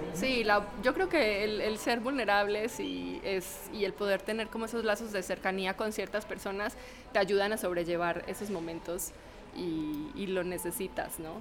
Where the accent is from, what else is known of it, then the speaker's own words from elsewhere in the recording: Colombia; yo soy colombiana